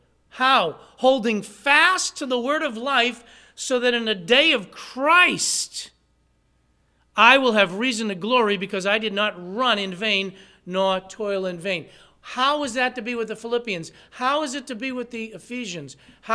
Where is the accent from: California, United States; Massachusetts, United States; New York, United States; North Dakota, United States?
Massachusetts, United States; somebody said, where are you from? I said, from Massachusetts.